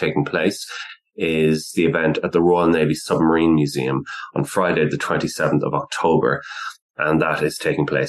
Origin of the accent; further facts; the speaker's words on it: Ireland; now in United Kingdom; I'm not actually born and raised in the UK. I'm from the Republic of Ireland.